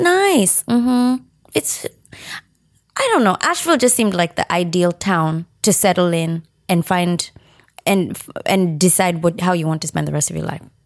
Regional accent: Kenya; accent: Kenyan; moved away as an adult; now in United States; my upbringing in Kenya

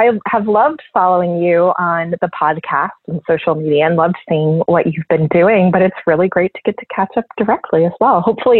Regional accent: South Florida, United States; also born or lived in Austin / Germany / Michigan; now in Philadelphia, United States; I grew up in South Florida, and I've lived in Austin and overseas and a lot of other places before.

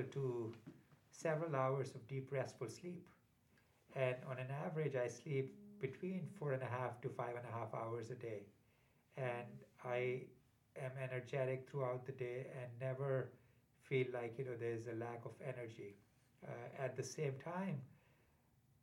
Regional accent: India; moved away as an adult; also born or lived in Uniontown, Pennsylvania; now in United States; growing up in India

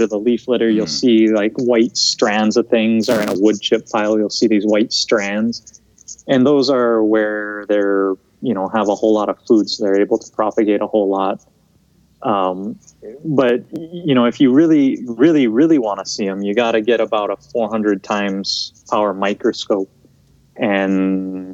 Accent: Big Island of Hawaii, United States; also born or lived in Montana; I grew up here on the Big Island of Hawaii.

